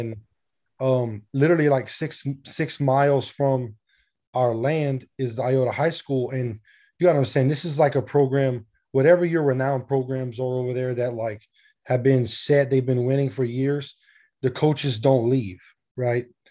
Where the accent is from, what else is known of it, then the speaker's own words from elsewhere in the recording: South Louisiana, United States; I'm from Louisiana